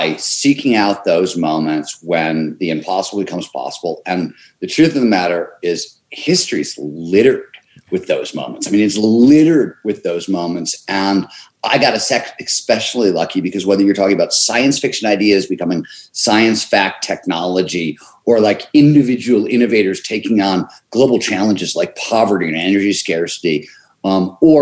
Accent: Cleveland, Ohio, United States; growing up in Cleveland, Ohio

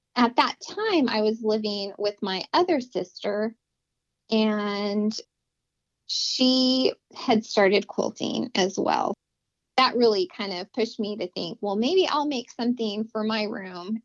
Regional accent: Las Cruces, New Mexico, United States; I was born in Las Cruces, New Mexico, and I was raised basically right there

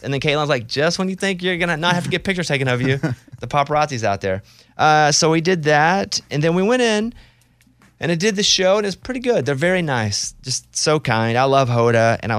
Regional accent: Arkansas, United States; Again, I'm not a New York City guy anyway. I grew up in Arkansas.

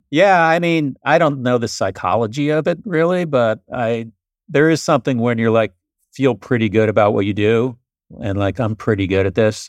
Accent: Florida, United States; also born or lived in New York; I was born in New York, and then when I was eight, we all moved down to Florida

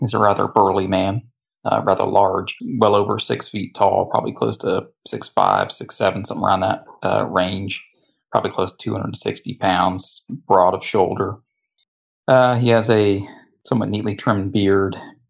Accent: United States; I'm from the United States, sort of, to be exact, down by Mickey Land.

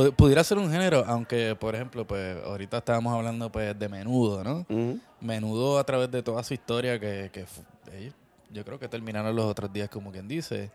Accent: Puerto Rico; de pequeño, pues sí, tú sabes, creciendo en Puerto Rico

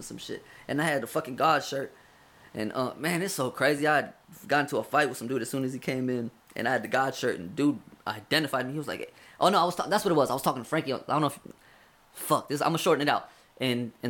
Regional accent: California, United States; I'm from California

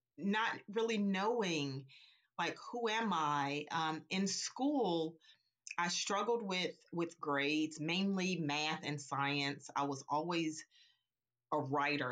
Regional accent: Little Rock, Arkansas, United States; now in North Carolina, United States; I grew up in Arkansas, and I now reside

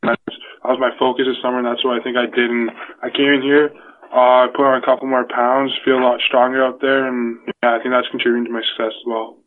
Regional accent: Newmarket, Ontario, Canada; I'm from uh, Newmarket, Ontario.

